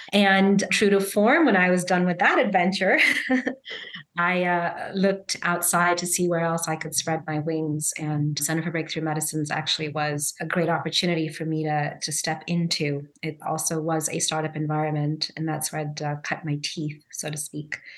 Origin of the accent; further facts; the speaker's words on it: Zambia; also born or lived in Chicago, United States / India (heritage); now in Philadelphia, United States; I'm Indian by heritage, Zambian by birth, and American by choice